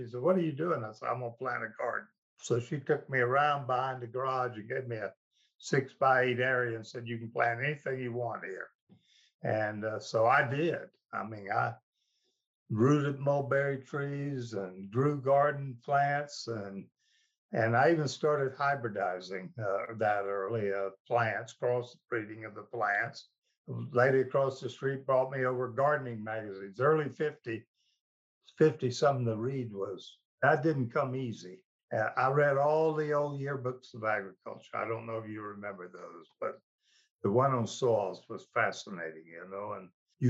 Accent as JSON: {"language": "English", "town": "Jacksonville", "region": "Florida", "country": "United States", "tie": "born or raised there", "said": "Jacksonville, Florida."}